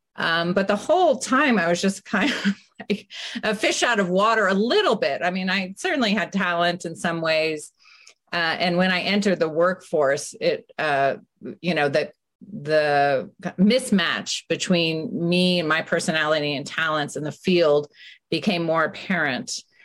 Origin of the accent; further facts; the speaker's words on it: San Francisco, California, United States; I grew up in San Francisco, and after high school, I went and lived abroad